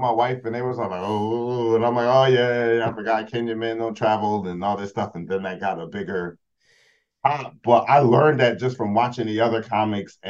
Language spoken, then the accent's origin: English; United States; well, America